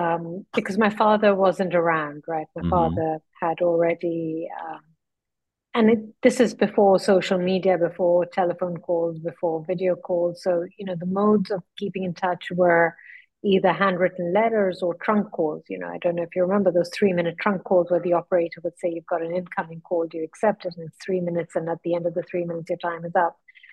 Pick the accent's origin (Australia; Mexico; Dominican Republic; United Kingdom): United Kingdom; London; born there; I was born in London, and I'm of Parsi origin. So for Parsis, for those that are not familiar, we're Zoroastrian by faith, and we come from Persia.